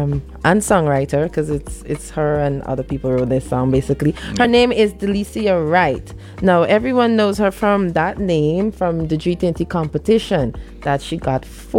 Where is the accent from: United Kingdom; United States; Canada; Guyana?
Guyana; Region 3, Essequibo Islands-West Demerara; We are all from Region 3. We live in Virgin